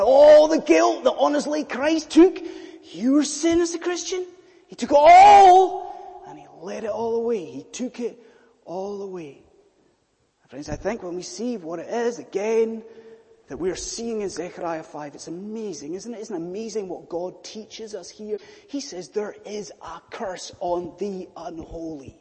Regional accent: Scottish Highlands, Scotland, United Kingdom; I'm a Scottish Highlander

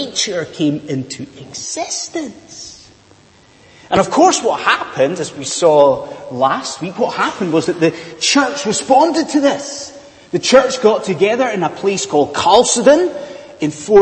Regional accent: Scotland, United Kingdom; moved away; judging by my weird accent, I am from a land far, far away. I am from Bonnie, Scotland

